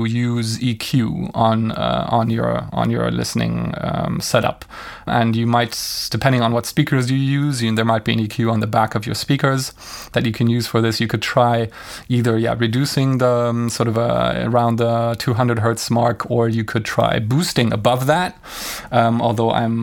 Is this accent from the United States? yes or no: no; Brussels, Brussels-Capital Region, Belgium; my hometown of Brussels